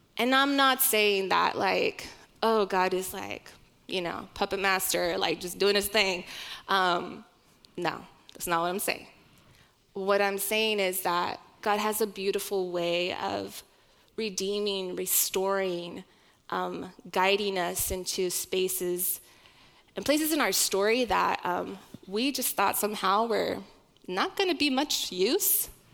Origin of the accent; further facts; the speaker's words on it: Oklahoma, United States; my youngest sister and I were born and raised in Oklahoma.